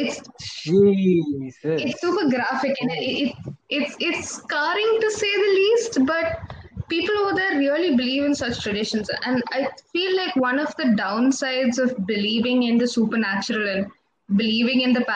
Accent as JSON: {"language": "English", "town": "Kasaragod", "region": "Kerala", "country": "India", "said": "I'm from Kasaragod"}